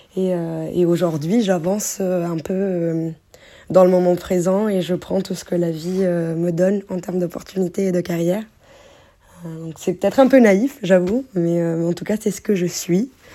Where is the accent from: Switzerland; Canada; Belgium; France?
France; les influences que moi j'ai eues aussi en grandissant en France